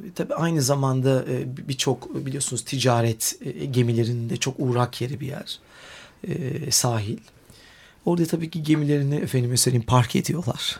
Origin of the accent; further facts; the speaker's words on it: Istanbul, Turkey; iyi ki burada doğmuşum, burada büyümüşüm